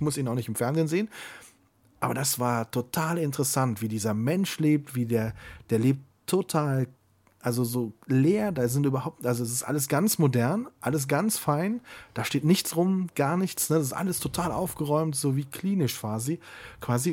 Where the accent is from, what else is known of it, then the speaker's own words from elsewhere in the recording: Siegburg, North Rhine-Westphalia, Germany; in meiner Heimatstadt natürlich das Freibad in Siegburg. Da bin ich groß geworden.